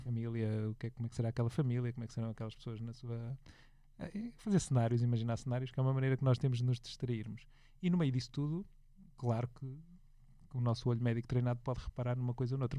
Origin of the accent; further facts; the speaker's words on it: Porto, Norte, Portugal; moved away; eu sou do Porto, vivo lá menos frequentemente agora